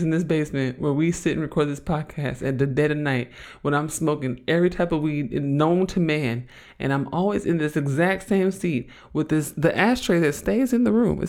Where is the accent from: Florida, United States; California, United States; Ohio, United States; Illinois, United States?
California, United States; Oakland; I'm from Oakland, and I'm an androgynous Black lesbian feminist